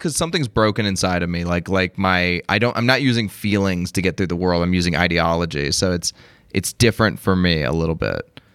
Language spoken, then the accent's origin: English; Las Vegas, Nevada, United States; I'm from Las Vegas